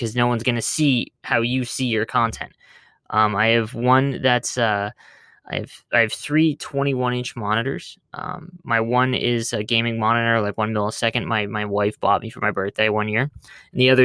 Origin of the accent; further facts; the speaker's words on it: Canada; I'm Canadian